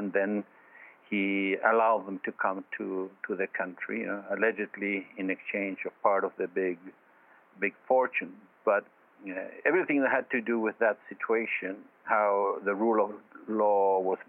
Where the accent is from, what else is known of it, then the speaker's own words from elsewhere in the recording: Argentina; moved away as an adult; Well, as I was born in Argentina and lived 30 years there